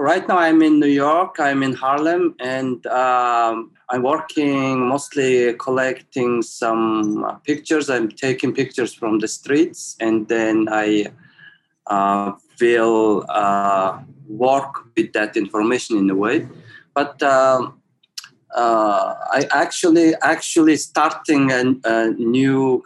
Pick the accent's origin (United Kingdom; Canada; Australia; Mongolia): Mongolia; Ulaanbaatar; I was born in Ulaanbaatar city, and then I also grew up there